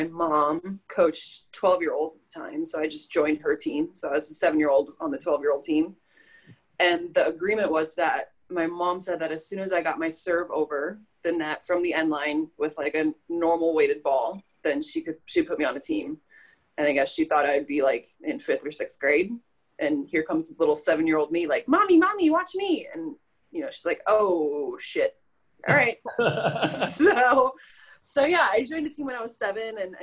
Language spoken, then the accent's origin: English; Dubuque, Iowa, United States; Born and raised in Dubuque, Iowa